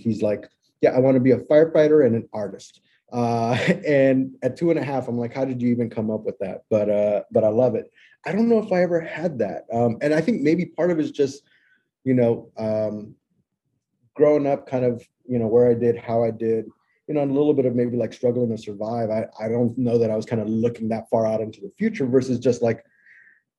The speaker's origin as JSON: {"language": "English", "town": "Long Beach", "region": "California", "country": "United States", "tie": "born or raised there", "said": "I was born in Long Beach, California, which is a little suburb south of Los Angeles"}